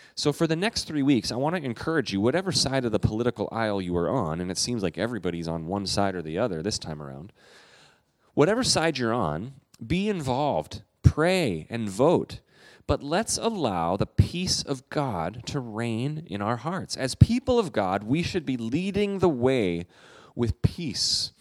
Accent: Canada; I'm a Canadian

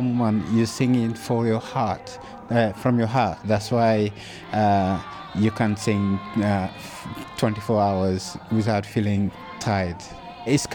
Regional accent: Dakar, Senegal; I grew up here in Ngor village, Dakar, Senegal.

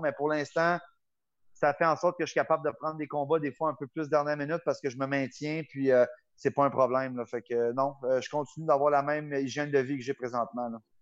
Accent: Gatineau, Quebec, Canada; Le petit gars normal de Gatineau, Buckingham

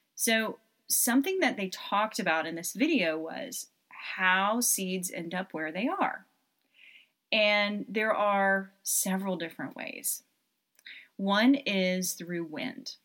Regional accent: Knoxville, Tennessee, United States; I'm originally from Knoxville, Tennessee, spent a lot of time in Pigeon Forge and Gatlinburg when I was a child

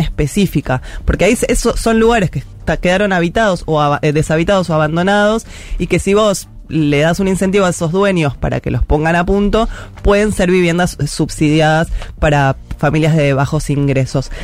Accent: Buenos Aires, Argentina; yo soy de Parque Patricia

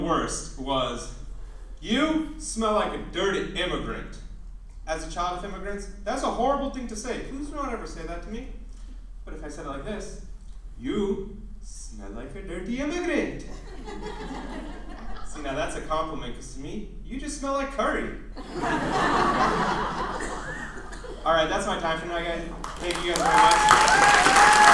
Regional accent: United States; also born or lived in Arizona; Growing up in America as a child of Indian parents

